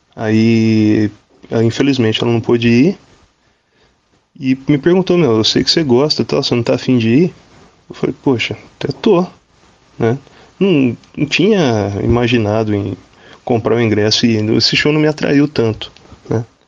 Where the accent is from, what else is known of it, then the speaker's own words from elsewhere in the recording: Guaratinguetá, São Paulo, Brazil; sou daqui de Guaratinguetá